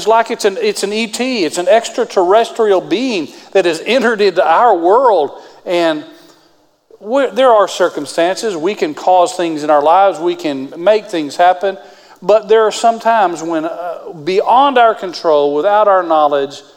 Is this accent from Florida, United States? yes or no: no; West Texas, United States; I grew up in West Texas.